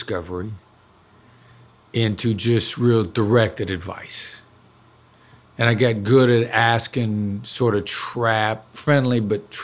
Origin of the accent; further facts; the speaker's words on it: Iowa, United States; moved away; also born or lived in New York City; live in where I grew up in Iowa for 10 years